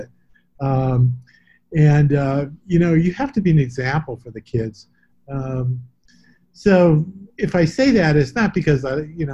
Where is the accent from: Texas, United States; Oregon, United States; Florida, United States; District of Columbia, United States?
Texas, United States; East; moved away as an adult; now in Toronto, Canada; I was raised in East Texas